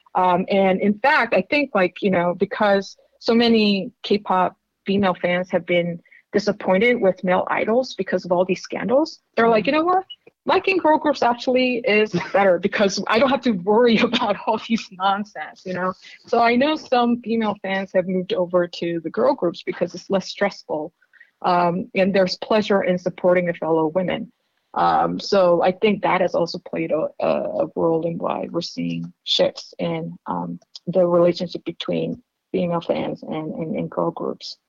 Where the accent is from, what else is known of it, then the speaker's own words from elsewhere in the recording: South Korea; moved away; I grew up in Korea